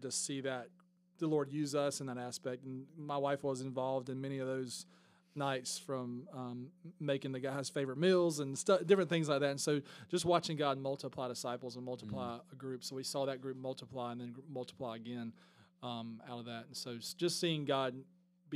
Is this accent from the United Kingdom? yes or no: no; Statesboro, Georgia, United States; moved away as an adult; also born or lived in Warner Robins; now in Pooler, United States; I was raised right outside of Statesboro